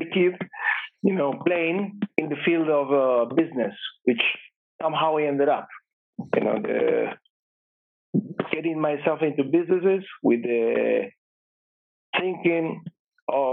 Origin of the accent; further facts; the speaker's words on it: Bahía Blanca, Buenos Aires Province, Argentina; moved away; I was born in Argentina in a small town called Bahía Blanca, which is about 6 hours drive from Buenos Aires